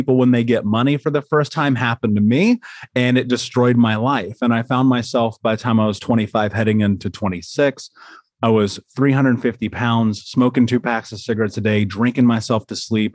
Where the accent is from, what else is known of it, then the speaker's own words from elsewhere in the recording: United States; I grew up in America.